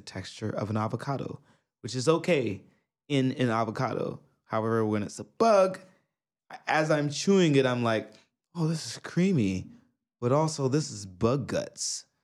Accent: New York, United States; now in Japan; I'm from New York

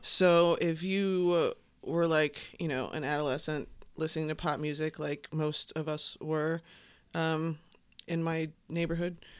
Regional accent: Chicago, Illinois, United States; I grew up on the South Side. South Side

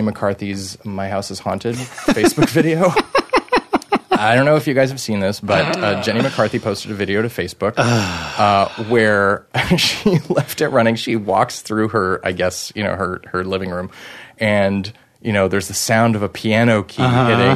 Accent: Canada; I'm French Canadian.

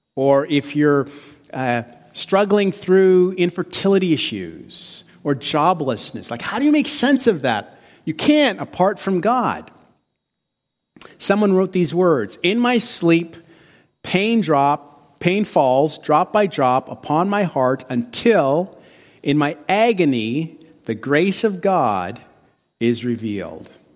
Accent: Windsor, Ontario, Canada; also born or lived in Chicago; I'm a Windsor-right guy, so I'm from Windsor.

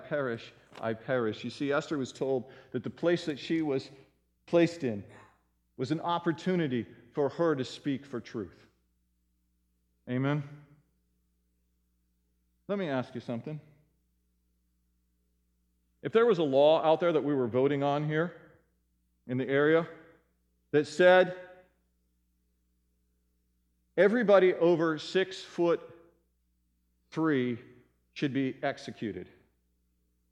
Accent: United States; we are American citizens, many of us here

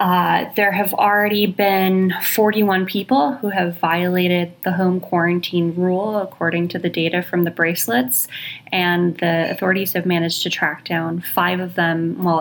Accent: United States; now in Hong Kong; I'm reporting from Hong Kong. It's interesting being an American in Hong Kong.

